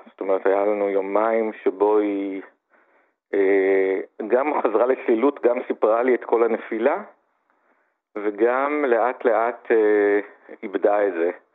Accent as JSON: {"language": "Hebrew", "town": "Gan Yoshiya", "region": "Central District", "country": "Israel", "tie": "born or raised there", "said": "גדלתי במושב מאוד קטן, גן יושיע"}